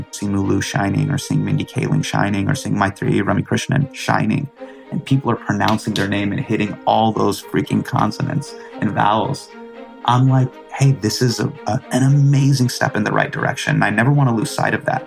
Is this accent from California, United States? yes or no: yes; Davis, California, United States; this like Desi Aligarian kid who's growing up in Davis, California